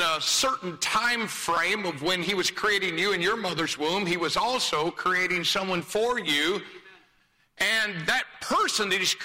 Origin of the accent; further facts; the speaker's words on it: Greencastle, Indiana, United States; I was born in Greencastle, Indiana